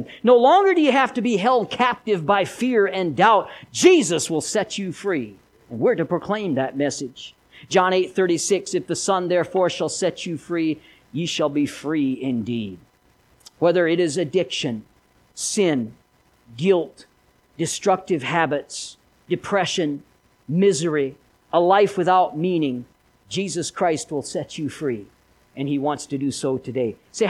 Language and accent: English; Philadelphia, Missouri, United States; I am from Philadelphia, Missouri. Did you know that? Little town. I went to school at Philadelphia High School for a couple of years.